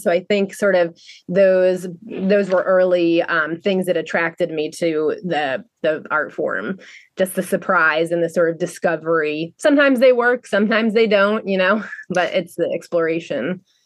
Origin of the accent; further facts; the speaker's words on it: Rhode Island, United States; moved away as an adult; now in Baltimore, United States; I am originally from Rhode Island, and I came to Baltimore um, to go to the Maryland Institute College of Art